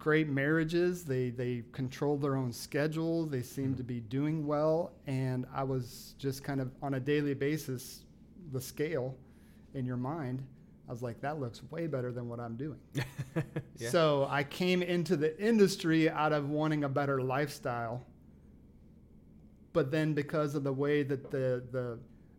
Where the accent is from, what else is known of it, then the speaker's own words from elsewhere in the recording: South Bend, Indiana, United States; moved away as an adult; I'm from South Bend